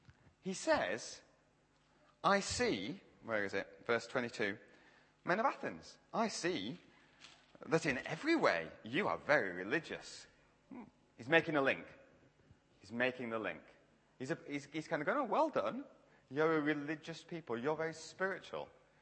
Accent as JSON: {"language": "English", "region": "Yorkshire and the Humber", "country": "United Kingdom", "accent": "Yorkshire", "said": "Now, to be fair, I am from Yorkshire. I just change how I talk to people like yourselves so you can understand me. So I'm a bit more southern here."}